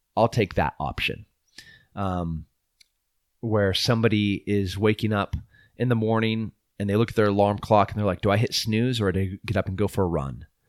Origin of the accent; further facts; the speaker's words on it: United States; we are beautiful American people